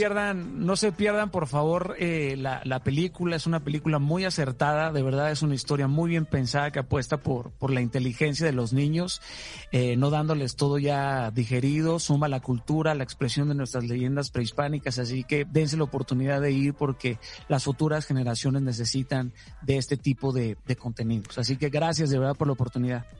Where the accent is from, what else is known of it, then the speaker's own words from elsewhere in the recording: Mazatlán, Sinaloa, Mexico; Yo soy sinaloense, soy mazatleco